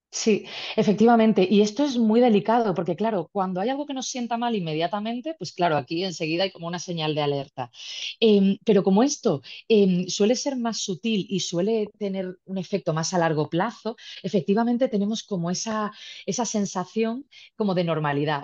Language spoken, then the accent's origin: Spanish; Málaga, Andalusia, Spain; yo soy de origen malagueño